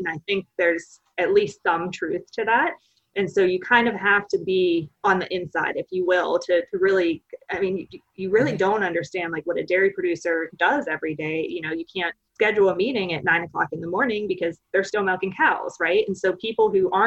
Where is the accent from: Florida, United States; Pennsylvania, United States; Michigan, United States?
Pennsylvania, United States; right outside of Pittsburgh; moved away as an adult; also born or lived in Findlay, Ohio / Lexington, Kentucky; now in Starkville, United States; I don't have a Mississippi accent. I'm originally from Pennsylvania, right outside of Pittsburgh.